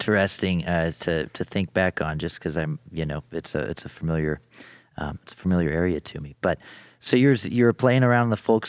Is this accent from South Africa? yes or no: no; Colorado, United States; I'm in Denver, and we're both from Colorado.